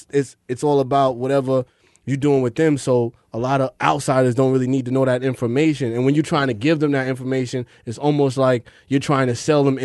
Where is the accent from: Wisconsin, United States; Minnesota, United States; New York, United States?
New York, United States; Long Island; now in Brooklyn, United States; I'm from Long Island, but I be in Brooklyn.